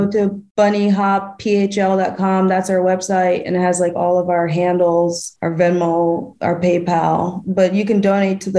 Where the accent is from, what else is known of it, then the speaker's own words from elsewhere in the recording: Albany, New York, United States; also born or lived in Austin, Texas; now in Philadelphia, United States; I'm from Albany, New York.